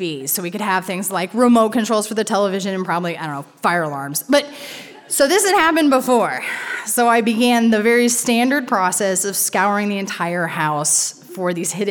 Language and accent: English; Monrovia, Indiana, United States; I was born and raised in a town called Monrovia, Indiana